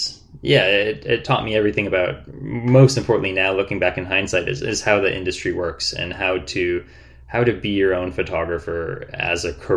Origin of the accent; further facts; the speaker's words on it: Newmarket, Ontario, Canada; moved away as an adult; also born or lived in Guelph, Canada; now in Vancouver Island, Canada; I'm from Newmarket